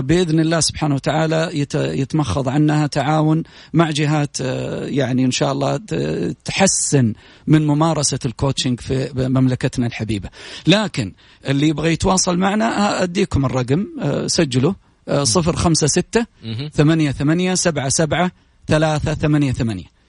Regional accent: Saudi Arabia; في بلدنا

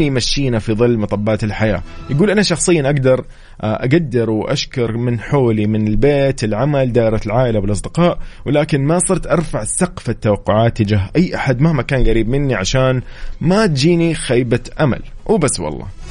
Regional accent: Saudi Arabia; نحن العرب كسعوديين كمسلمين

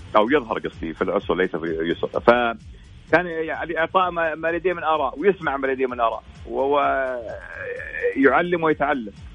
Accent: Saudi Arabia

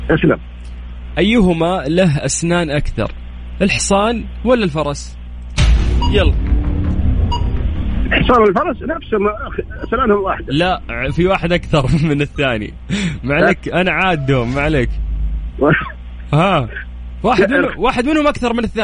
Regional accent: Qiya, Makkah Province, Saudi Arabia; انا ديرتي تقية

